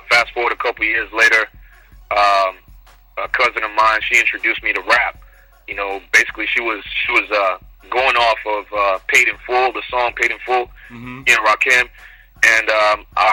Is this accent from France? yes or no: no; Nigeria; now in Houston, United States; born in Nigeria, raised there too